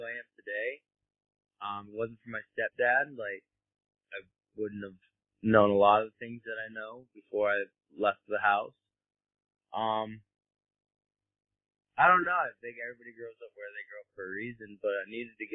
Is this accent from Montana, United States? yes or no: yes; Kalispell, Montana, United States; moved away as an adult; also born or lived in Boston, Massachusetts; Montana, like, I grew up in Kalispell.